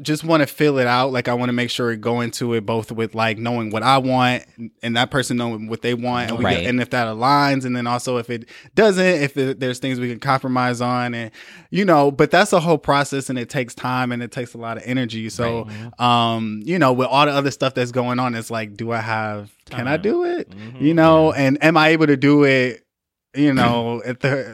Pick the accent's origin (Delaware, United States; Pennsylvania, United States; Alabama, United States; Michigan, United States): Michigan, United States; Flint; I'm from Flint, Michigan